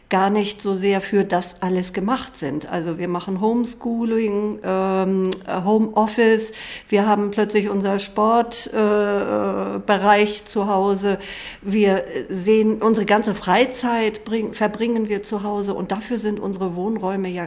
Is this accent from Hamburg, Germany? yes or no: yes; Hamburg, Germany; Ich bin aus Hamburg